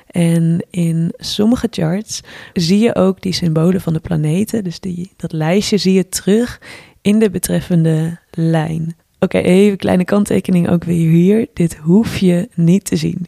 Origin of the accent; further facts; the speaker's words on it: Twente, Overijssel, Netherlands; moved away; ben op dit moment ook voor de kerstdagen even terug in eh, het dorp in Twente, waar wij allebei zijn opgegroeid